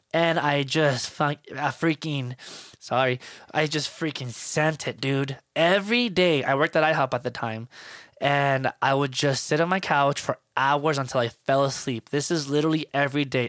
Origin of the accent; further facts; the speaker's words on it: Miami, Florida, United States; moved away; I'm from Miami, Florida, so I was raised on hip-hop and R and B and salsa, merengue